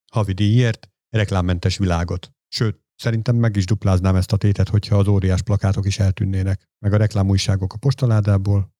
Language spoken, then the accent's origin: Hungarian; Hungary; én csak egy ilyen smucig magyar vagyok